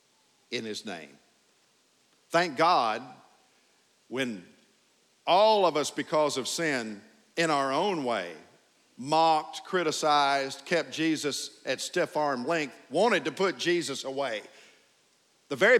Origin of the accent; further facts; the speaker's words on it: Tennessee, United States; moved away; I'm a Tennessee hillbilly